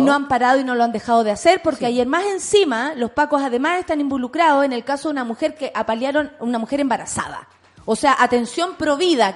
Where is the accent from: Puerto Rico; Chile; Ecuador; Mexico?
Chile; como chilenos